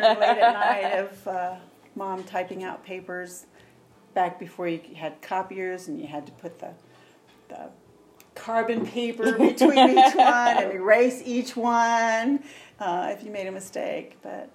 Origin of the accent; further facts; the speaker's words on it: Tidewater, Virginia, United States; now in Arizona, United States; I'm from Virginia. Oh, really? What part? The Tidewater area, which is like Norfolk, Virginia Beach, Newport News. It's down the southern, just above North Carolina.